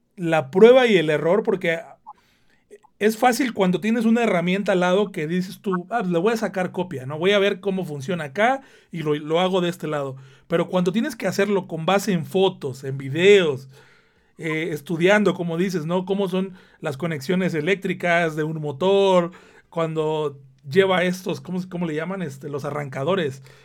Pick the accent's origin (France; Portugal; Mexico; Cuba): Mexico; Veracruz; moved away; yo de donde soy, de la parte de México de donde soy, Veracruz